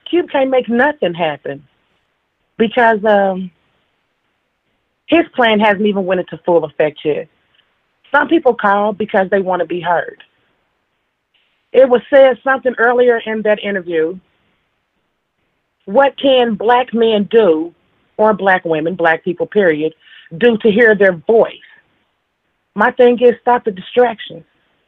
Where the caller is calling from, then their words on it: Indianapolis, Indiana, United States; I'm calling from Indianapolis.